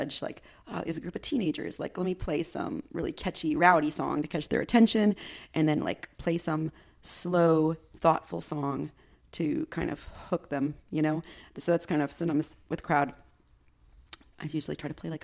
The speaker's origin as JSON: {"language": "English", "country": "United States", "said": "I love being an American."}